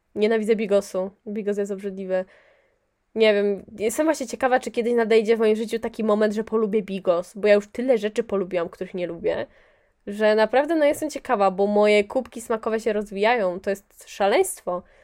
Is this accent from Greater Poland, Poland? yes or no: yes; near Poznań, Greater Poland, Poland; ja jestem spod Poznania.